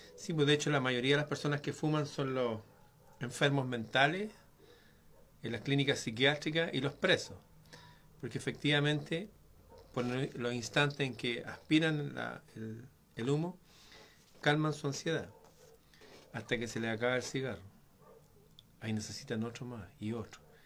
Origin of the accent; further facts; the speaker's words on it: Chile; aquí en mi país